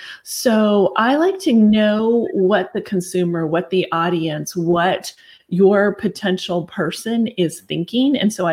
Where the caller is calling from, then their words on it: McKinney, Texas, United States; I'm calling in from McKinney, Texas, which is just north of the Dallas-Fort Worth area.